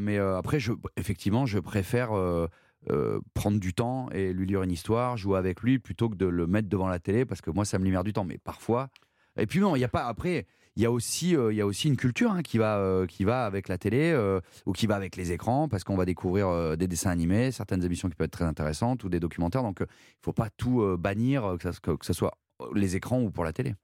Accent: Saint-Péray, Auvergne-Rhône-Alpes, France; also born or lived in Valence; je suis né à Valence, qui est, la grande ville à côté du Potelin où j'ai grandi, mais j'ai grandi à Saint-Péret, qui est un tout petit village euh, d'Ardèche.

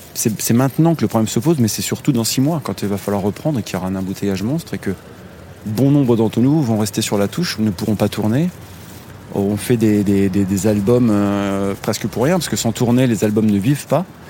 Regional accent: Nevers, Bourgogne-Franche-Comté, France; moved away as an adult; now in Paris, France; Nevers, ma ville natale

